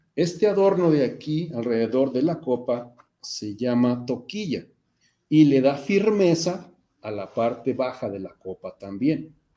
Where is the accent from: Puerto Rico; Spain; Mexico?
Mexico; nosotros mismos como mexicanos